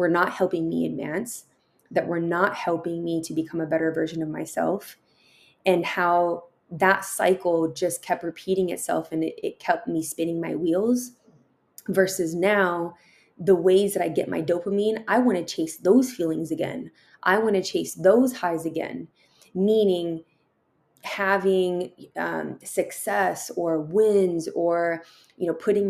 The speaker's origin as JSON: {"language": "English", "town": "San Diego", "region": "California", "country": "United States", "tie": "born or raised there", "also_born_or_lived": "Tucson, Arizona", "said": "I was raised here in San Diego"}